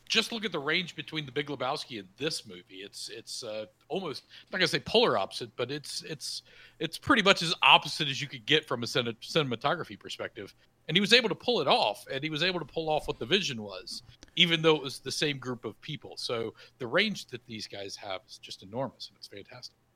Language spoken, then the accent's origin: English; the South, United States; I grew up in the South, kind of the, in the middle of nowhere in the South